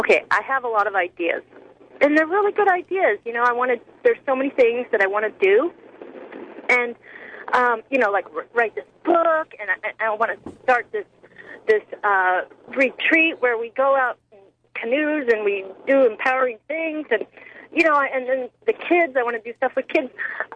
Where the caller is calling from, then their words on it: Indianola, Washington, United States; Indianola is, it's south of Kingston.